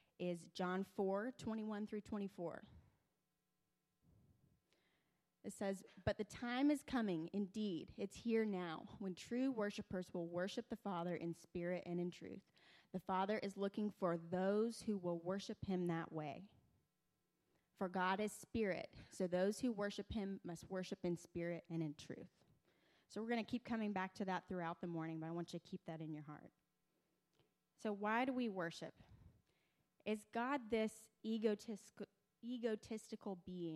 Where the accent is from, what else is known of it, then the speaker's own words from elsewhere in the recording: Troy, Alabama, United States; moved away; I'm originally from Troy, Alabama, just a couple hours from here, and I grew up in a very charismatic church